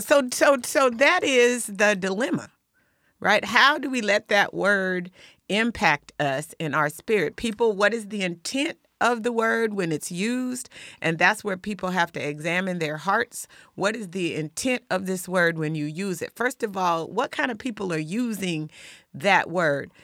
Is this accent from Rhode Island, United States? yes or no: no; Lakewood, Washington, United States; I'm from Lakewood.